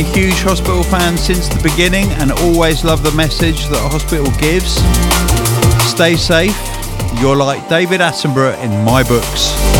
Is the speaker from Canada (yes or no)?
no; New Zealand; now in Australia; As a Kiwi living in Australia